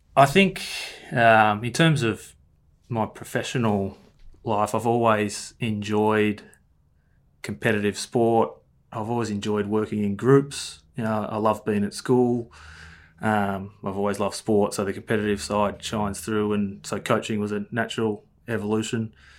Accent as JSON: {"language": "English", "town": "Ferntree Gully", "region": "Victoria", "country": "Australia", "tie": "born or raised there", "said": "I grew up in Ferntree Gully"}